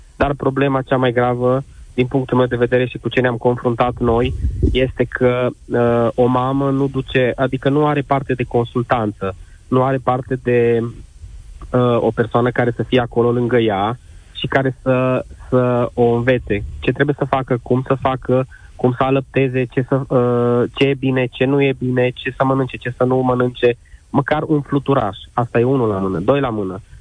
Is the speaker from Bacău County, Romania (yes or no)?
no; Târgu Mureș, Mureș County, Romania; sunt din Târgu Mureș